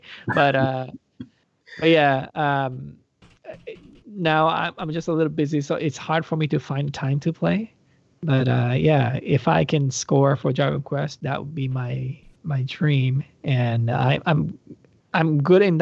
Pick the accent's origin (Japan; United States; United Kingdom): Japan; moved away; I grew up in Japan, Japan